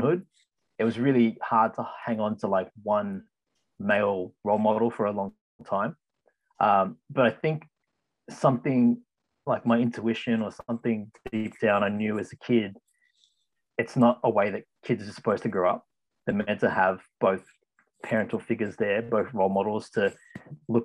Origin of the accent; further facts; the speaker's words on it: Ryde, New South Wales, Australia; I was born here in Australia, in the Ryde area